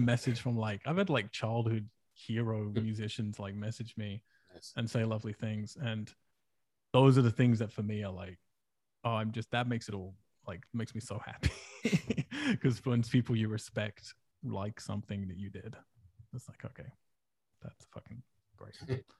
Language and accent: English; England, United Kingdom; moved away as an adult; now in United States; if I go back to England